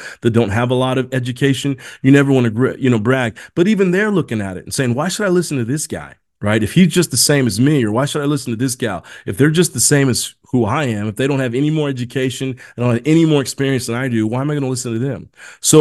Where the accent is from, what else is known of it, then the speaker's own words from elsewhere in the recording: Indiana, United States; also born or lived in South America; I was born in South America, but I was adopted and raised in Indiana